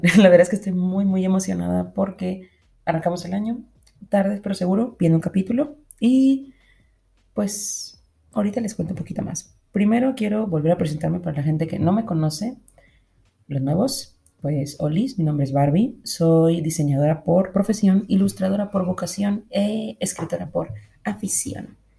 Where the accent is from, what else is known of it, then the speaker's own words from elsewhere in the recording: Monterrey, Nuevo León, Mexico; yo soy de Monterrey